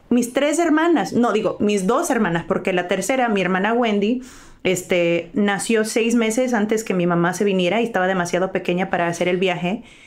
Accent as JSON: {"language": "Spanish", "town": "Los Angeles", "region": "California", "country": "United States", "tie": "born or raised there", "said": "yo nací en Los Ángeles"}